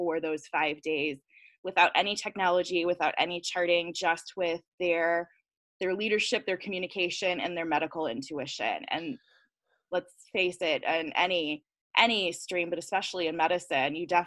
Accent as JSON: {"language": "English", "town": "Detroit", "region": "Michigan", "country": "United States", "said": "I am from the Metro Detroit area"}